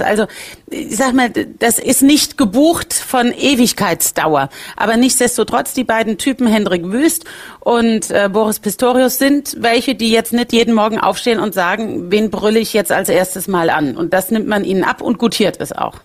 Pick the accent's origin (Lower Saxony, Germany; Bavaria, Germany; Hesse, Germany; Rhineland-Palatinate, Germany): Rhineland-Palatinate, Germany; bei uns in Rheinland-Pfalz sagt man, wie bei einer Schraube nach fest kommt ab